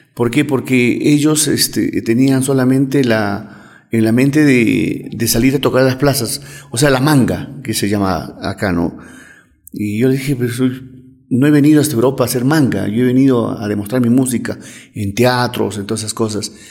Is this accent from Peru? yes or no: yes; Cusco, Peru; nosotros como peruanos o como cusqueños